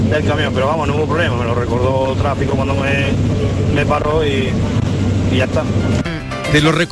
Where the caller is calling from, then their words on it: Córdoba, Andalusia, Spain; Buenos días, Hugo y compañía. … de Córdoba.